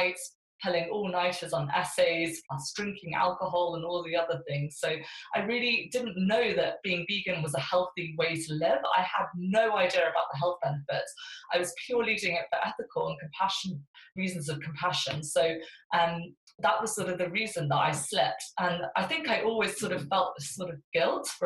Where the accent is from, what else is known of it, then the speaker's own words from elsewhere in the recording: South India, India; I was weaned on fish as a baby in South India, where I was born. I was born in India